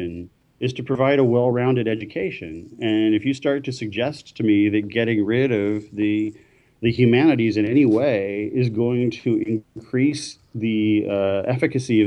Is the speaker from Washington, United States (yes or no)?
yes; Seattle, Washington, United States; now in Winnipeg, Canada; I'm from Seattle. I'm in Winnipeg